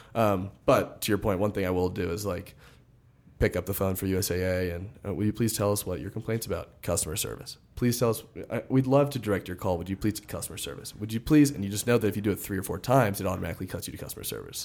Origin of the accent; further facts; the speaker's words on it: Miami, Florida, United States; moved away as an adult; also born or lived in Fort Lauderdale / Nashville / Austin, Texas / Charlotte; now in Denver, United States; I grew up in South Florida, Miami, and Fort Lauderdale